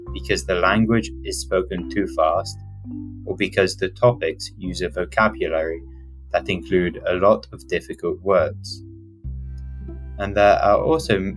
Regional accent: Oxford, South East England, United Kingdom; first language English; moved away as an adult; now in Amsterdam, Netherlands; I come from the United Kingdom, from a city called Oxford.

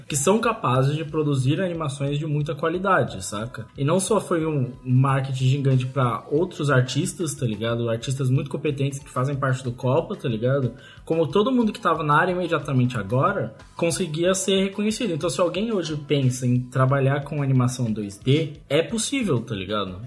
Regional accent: Brazil; nós somos brasileiros

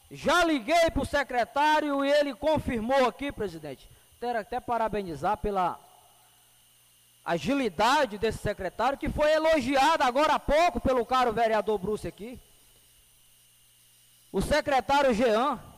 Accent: Medicilândia, Pará, Brazil; Se eu sou de Medicilândia, é aqui que eu vou viver, é aqui que eu vou trabalhar.

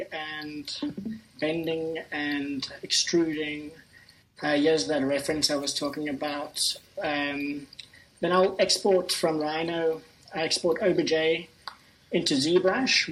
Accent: Cape Town, Western Cape, South Africa; I'm from Cape Town

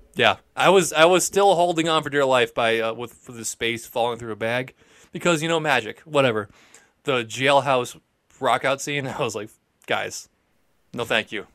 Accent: Peabody, Massachusetts, United States; being from Peabody

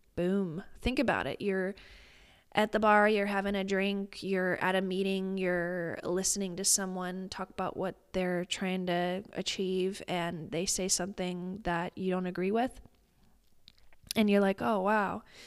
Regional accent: Midwest, United States; I'm a Midwesterner

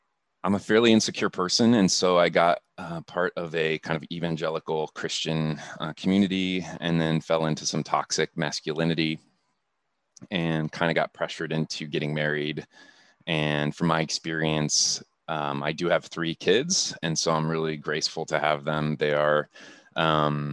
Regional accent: Akron, Ohio, United States; moved away as an adult; now in Seattle, United States; I'm just a kid from Akron, Ohio. So I grew up in Akron

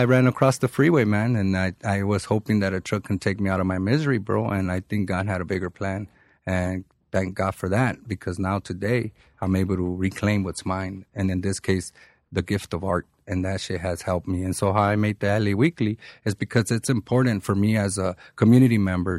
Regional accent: Mexico; man, I'm from Mexico, and I have never been to El DF.

